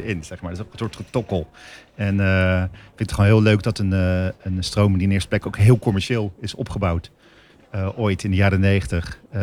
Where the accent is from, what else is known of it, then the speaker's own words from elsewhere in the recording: Rotterdam, South Holland, Netherlands; als Rotterdammer, vind ik mezelf